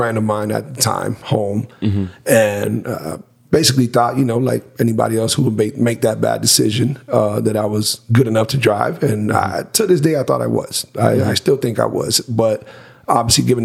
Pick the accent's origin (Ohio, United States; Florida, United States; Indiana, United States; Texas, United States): Florida, United States; Miami; born and raised in Miami, without a doubt, but the southern region